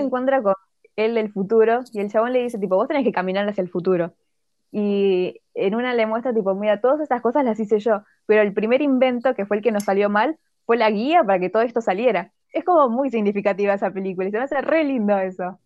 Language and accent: Spanish; Argentina; los argentinos